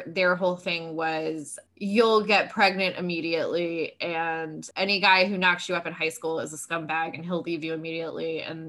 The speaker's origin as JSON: {"language": "English", "region": "the South", "country": "United States", "said": "I'm from the South."}